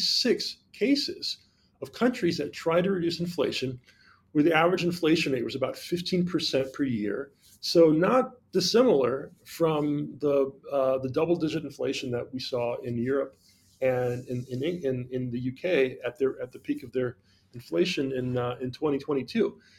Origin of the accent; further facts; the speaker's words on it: Jamaica; moved away; But I'm from Jamaica originally